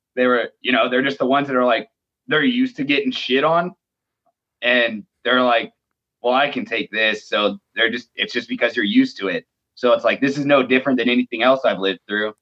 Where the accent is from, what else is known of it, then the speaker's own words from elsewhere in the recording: Phoenix, Arizona, United States; I'm from Phoenix, Arizona